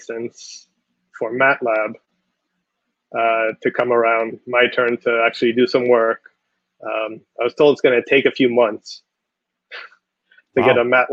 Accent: Israel; moved away as an adult; also born or lived in Connecticut; now in United States; I'm from Israel

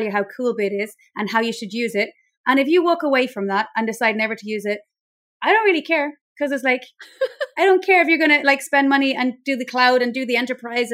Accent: Ireland; accent: Irish; now in Mallorca, Spain; I'm basically based in Mallorca in Spain, but I'm Irish, as you can probably tell by my accent

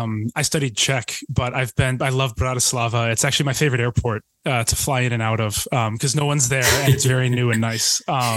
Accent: Northeast, United States; now in Texas, United States; Yeah, I'm from the Northeast.

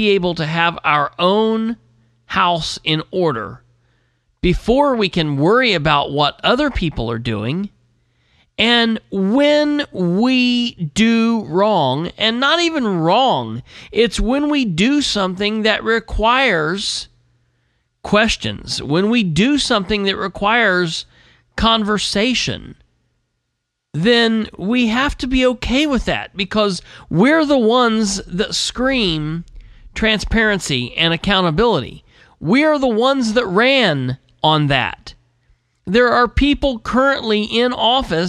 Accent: United States; As an American

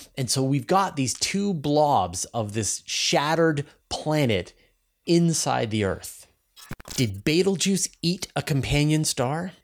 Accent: Canada; accent: Canadian; my Canadian accent. I'm Canadian. I have an accent

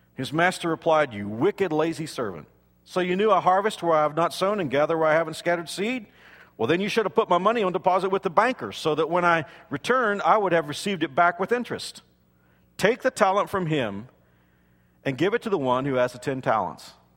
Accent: South Texas, United States; When I was a kid growing up in South Texas

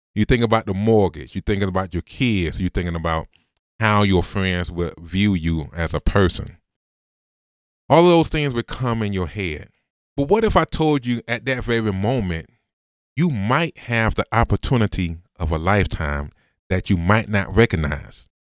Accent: Augusta, Georgia, United States; Came back to Augusta. Went to Augusta University, the school that I said I would never go to 'cause I'm from Augusta

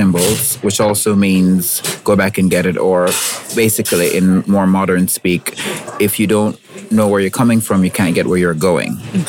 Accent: Jamaica; moved away as an adult; now in Ghana; I'm Jamaican and now Jamaican and Ghanaian. I just received my Ghanaian citizenship because I consider myself a global citizen. And I came here from Jamaica probably 8 or 9 years ago now. And I decided to settle in Ghana because it's very similar.

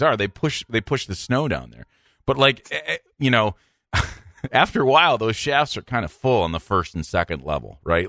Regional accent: Midland, Michigan, United States; also born or lived in Minnesota / Cincinnati; Midland, Michigan, my hometown

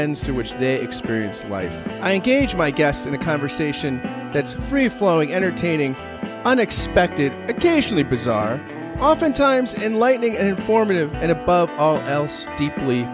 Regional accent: New Jersey, United States; I grew up in New Jersey

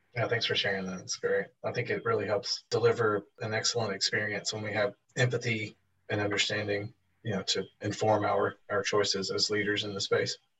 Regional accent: Seattle, Washington, United States; SEA is my hometown airport. Those uh, who have listened to the podcast before know I'm from Seattle.

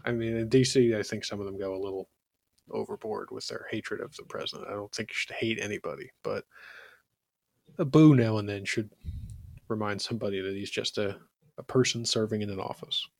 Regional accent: Philadelphia, Pennsylvania, United States; as a Philadelphian

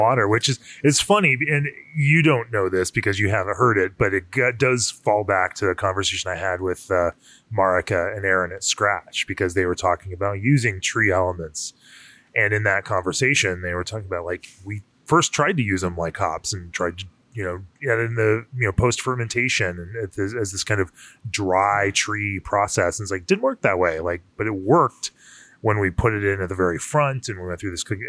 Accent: Florida, United States; I grew up in Florida

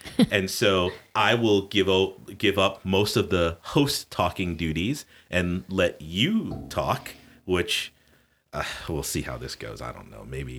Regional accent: Connecticut, United States; born there; also born or lived in South; though I was born in Connecticut, I have lived in the South. I figured it out not too long ago. I've lived in the South a lot more and a lot longer than I did live in the North

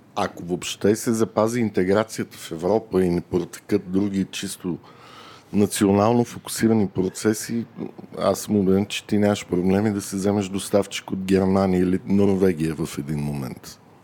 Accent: Bulgaria; ние като българи

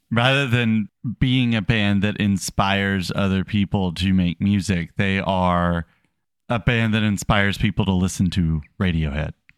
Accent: United States; as an American

